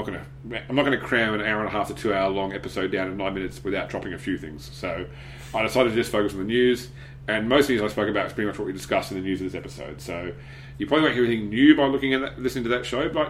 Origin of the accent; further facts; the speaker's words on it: Australia; I am from Australia